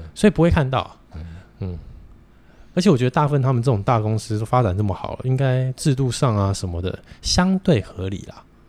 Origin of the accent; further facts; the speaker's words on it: Taiwan; also born or lived in Japan; 台湾人跟日本人两个民族性就， 就八竿子都打不着了